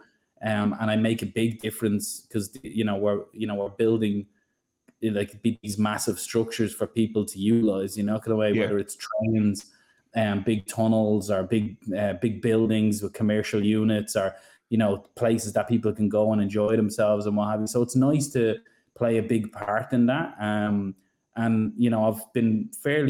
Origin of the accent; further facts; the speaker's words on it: Ireland; accent: Irish; now in Sydney, Australia; I'm from Ireland, you probably hear it in the accent